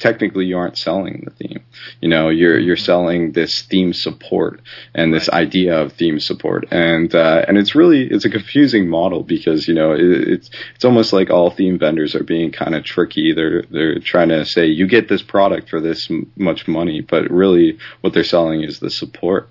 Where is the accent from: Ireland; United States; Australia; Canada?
Canada; I'm Canadian